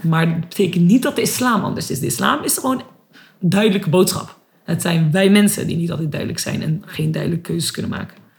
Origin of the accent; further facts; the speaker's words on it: Netherlands; ben ook gewoon geboren en opgegroeid in Nederland.